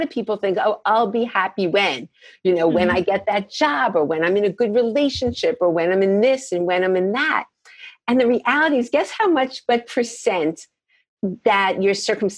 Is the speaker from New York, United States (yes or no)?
yes; New York, United States; moved away as an adult; also born or lived in Boston / Minnesota / Chicago; I'm from New York